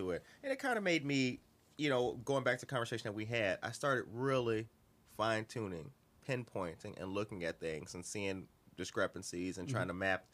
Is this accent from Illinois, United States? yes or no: yes; Harvey, Illinois, United States; I'm from Harvey